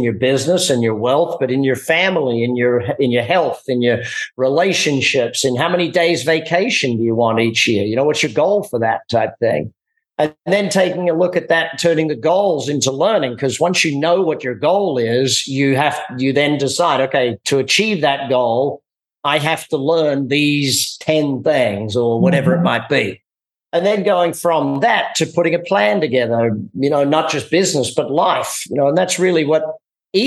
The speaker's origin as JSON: {"language": "English", "country": "Australia", "moved": "yes", "lives_now": "United States", "said": "me being Australian, you know, coming to America"}